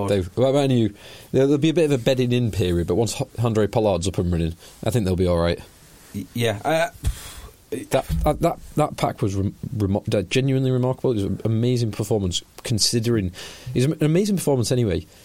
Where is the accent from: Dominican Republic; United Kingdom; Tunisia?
United Kingdom; England; as an Englishman